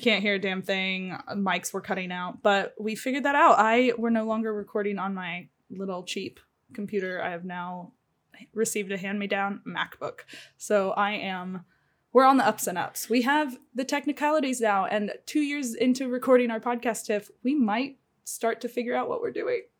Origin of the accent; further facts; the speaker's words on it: Springfield, United States; moved away; my hometown's the same way, right? Like, when I was growing up there, I say it's a small town, the population's actually, like, a hundred and sixty thousand. But there was one, uh, Springfield Brewco